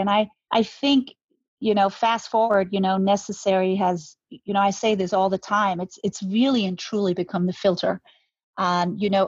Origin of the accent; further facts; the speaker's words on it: Denmark; moved away as an adult; now in Manhattan Beach, United States; I'm Danish. I'm born and raised in Denmark